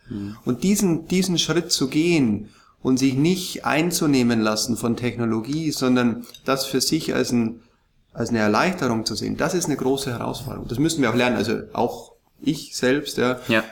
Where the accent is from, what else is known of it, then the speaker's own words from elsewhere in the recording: Ingolstadt, Bavaria, Germany; moved away as an adult; also born or lived in Munich; ich bin ja in, in, in Bayern geboren, in Ingolstadt und habe lang, lang in München gelebt